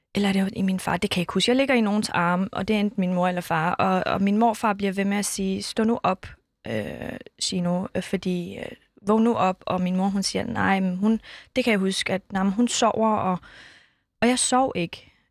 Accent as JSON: {"language": "Danish", "town": "Skærbæk", "region": "Southern Denmark", "country": "Denmark", "tie": "born or raised there", "also_born_or_lived": "Iran / Kurdistan"}